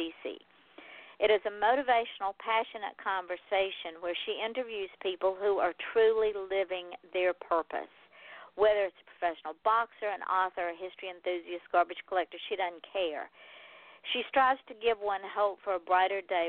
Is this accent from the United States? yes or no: yes; Georgia, United States; I'm from Georgia